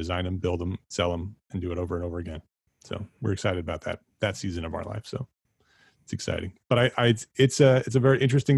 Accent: New York metropolitan area, United States; we've been in the New York metropolitan area my entire life

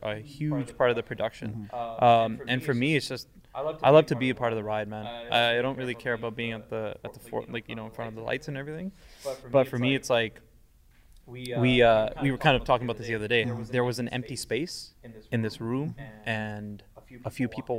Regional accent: Vancouver, British Columbia, Canada; I'm from Vancouver. I'm not even from here

